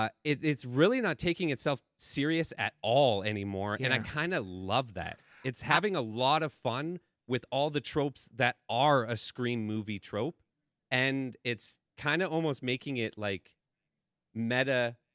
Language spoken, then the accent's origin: English; Canada; That's how you can tell I'm Canadian, by the way.